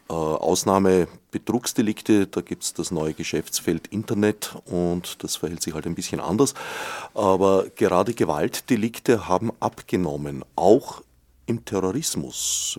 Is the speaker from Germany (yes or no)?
no; Austria; bei uns in Österreich